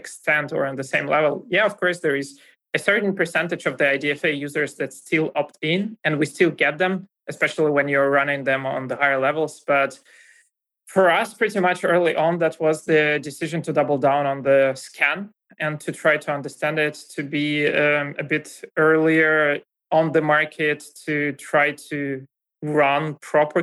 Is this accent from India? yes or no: no; Russia; accent: Russian; English is a second language; moved away as an adult; now in Germany; I come from Russia. You kind of might hear that from my accent as well